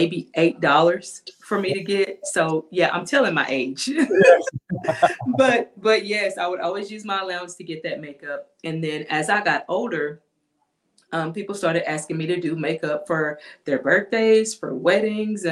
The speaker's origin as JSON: {"language": "English", "town": "Mineola", "country": "United States", "tie": "born or raised there", "said": "my hometown of Mineola"}